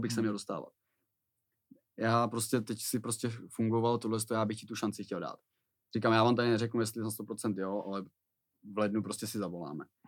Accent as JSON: {"language": "Czech", "town": "Plzeň", "region": "Plzeň Region", "country": "Czechia", "also_born_or_lived": "Příbram / Prague / Teplice", "moved": "yes", "said": "Já tím, že jsem byl z Plzně"}